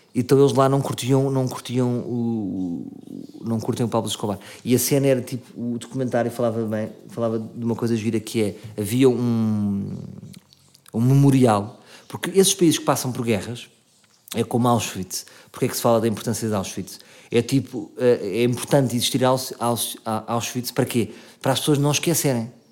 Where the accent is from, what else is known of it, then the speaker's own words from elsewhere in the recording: Portugal; eu sou português